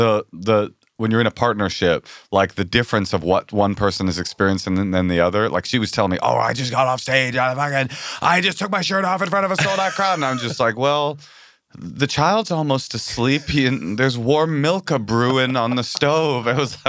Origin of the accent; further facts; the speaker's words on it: Bay Area, California, United States; I come from the Bay Area and my mom's a fucking hippie. I was raised around naked hippies my entire life.